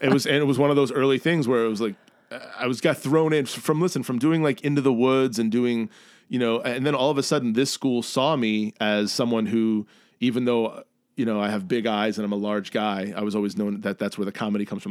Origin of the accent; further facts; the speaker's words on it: New York City, New York, United States; moved away as an adult; now in Chicago, United States; I grew up in New York in the eighties